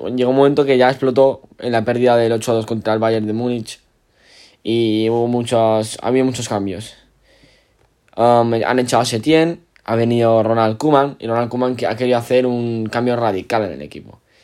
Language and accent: Spanish; Spain; soy de España